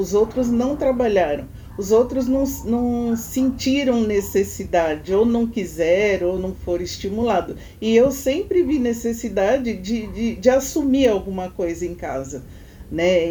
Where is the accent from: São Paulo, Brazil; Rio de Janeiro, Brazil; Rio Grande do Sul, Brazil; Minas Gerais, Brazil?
São Paulo, Brazil; A gente foi criado na Cachoeirinha, né? na Vila Nova Cachoeirinha, quando criança